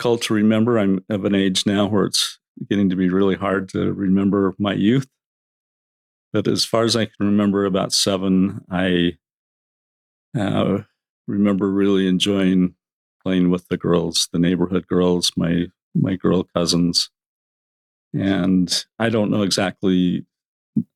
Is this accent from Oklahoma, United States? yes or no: no; Orem, Utah, United States; I grew up in Orem.